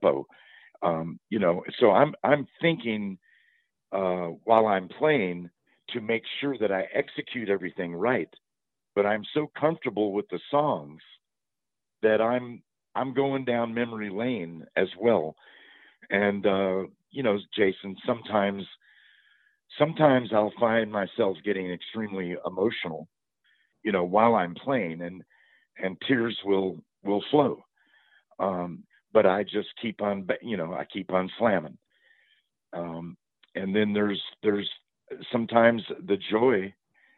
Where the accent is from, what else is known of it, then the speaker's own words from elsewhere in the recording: Tennessee, United States; also born or lived in Louisville, Kentucky; I was born in Louisville, Kentucky, raised in Tennessee